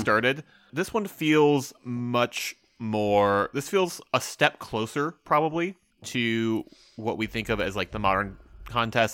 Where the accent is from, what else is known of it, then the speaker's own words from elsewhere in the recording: United States; I'm an American